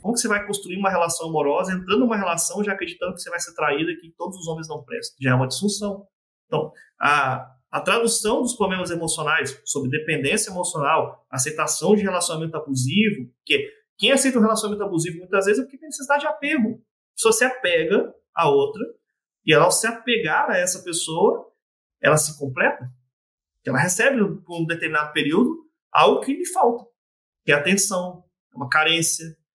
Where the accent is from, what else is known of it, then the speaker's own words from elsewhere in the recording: Vila Velha, Espírito Santo, Brazil; moved away as an adult; also born or lived in Blumenau / Rio do Sul / Curitiba; Sou de Vila Velha, no Espírito Santo